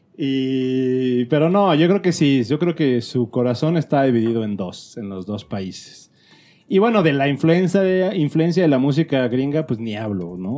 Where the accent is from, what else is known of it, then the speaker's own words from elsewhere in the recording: León, Guanajuato, Mexico; moved away; yo vivía en León, esto haber sido como en el 87.